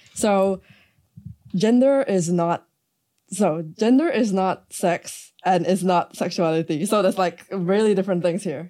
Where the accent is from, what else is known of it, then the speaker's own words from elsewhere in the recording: Malaysia; growing up in Malaysia